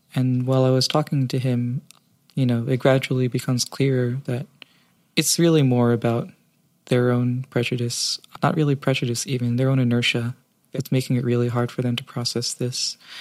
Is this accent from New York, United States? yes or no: yes; New York City, New York, United States; Growing up in New York, New York City, it's fairly liberal.